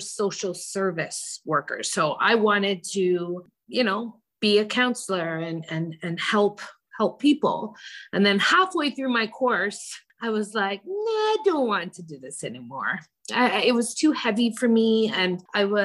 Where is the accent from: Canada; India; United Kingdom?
Canada; also born or lived in Jamaica; we came to Canada, I was born in Jamaica, came to Canada at a very young age.